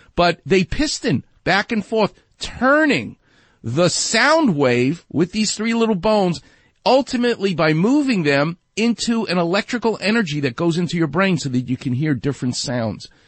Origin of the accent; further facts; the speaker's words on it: New York City, New York, United States; accent: New York; I'm from Far Rockaway. I'm from New York.